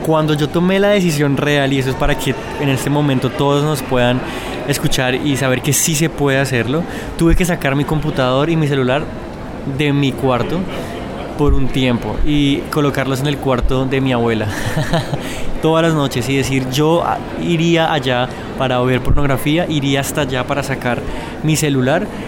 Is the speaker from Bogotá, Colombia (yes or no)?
yes; Bogotá, Colombia; Yo eh, nací en Bogotá, eh, crecí eh, pues